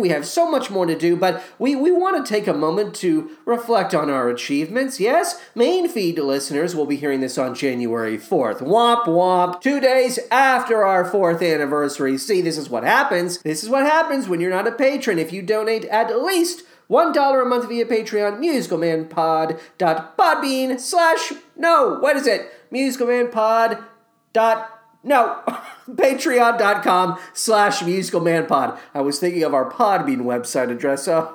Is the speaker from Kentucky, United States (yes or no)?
yes; Owensboro, Kentucky, United States; now in Chicago, United States; Born in Owensboro, moved to Chicago